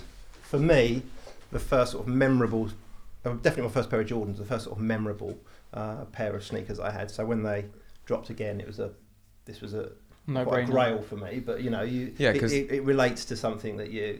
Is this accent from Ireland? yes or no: no; Basildon, East of England, United Kingdom; my growing up in Basildon, which was less sort of tweed, more shell suits and things like that.